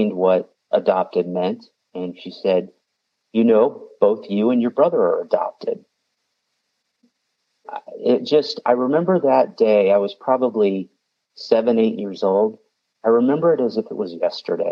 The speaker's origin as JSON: {"language": "English", "area": "the Midwest outside of Chicago", "region": "Illinois", "country": "United States", "tie": "born or raised there", "said": "I grew up in the Midwest outside of Chicago in a small town"}